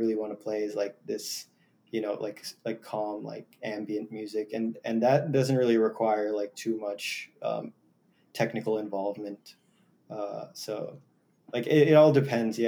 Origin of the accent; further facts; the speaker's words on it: Jackson, New Jersey, United States; I have a few friends who at both at NYU and at in my town in Jackson, who are interested in just like jamming